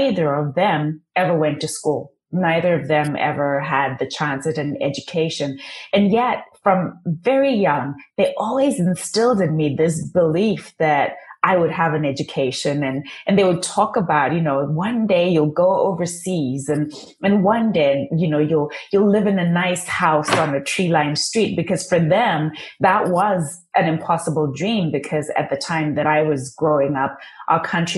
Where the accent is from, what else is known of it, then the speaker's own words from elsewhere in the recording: Zimbabwe; first language Shona; English is a second language; moved away; I was born and raised in Zimbabwe, literally born, raised in a mud hut, no running water, no electricity.